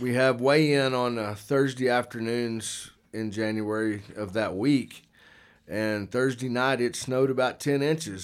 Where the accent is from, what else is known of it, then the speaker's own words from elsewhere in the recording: Archer City, Texas, United States; moved away as an adult; also born or lived in Wichita Falls, Texas; now in Alpine, United States; I was born in Wichita Falls, grew up my whole life pretty much in Archer City, Texas until nineteen ninety-one